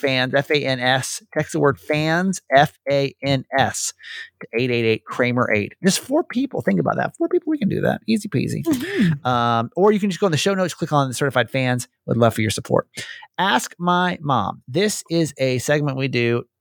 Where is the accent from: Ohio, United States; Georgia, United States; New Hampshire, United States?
Georgia, United States; Norcross; I'm originally from Norcross